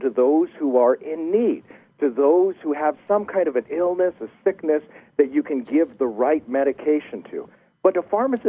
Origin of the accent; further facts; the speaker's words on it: United States; accent: deep American; also born or lived in Los Alamos, New Mexico; my deep American accent